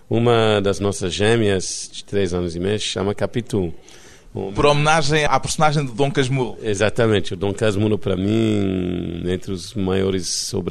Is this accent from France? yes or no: yes; France; Portuguese is a second language; also born or lived in Italy / Greece / India / England; now in Rio de Janeiro, Brazil; eu cresci na França, na Itália, na Grécia, na Índia, no, na Inglaterra. E... Nada disso explica que falo português.